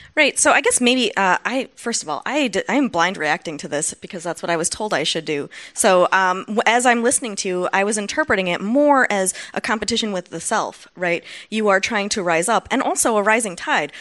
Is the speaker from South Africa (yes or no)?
no; Wausau, Wisconsin, United States; I come from Wausau, Wisconsin